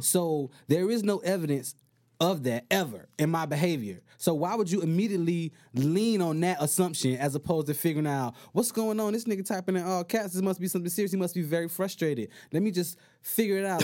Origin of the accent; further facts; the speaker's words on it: Miami, Florida, United States; moved away as an adult; now in California, United States; I live, I'm from Miami, Florida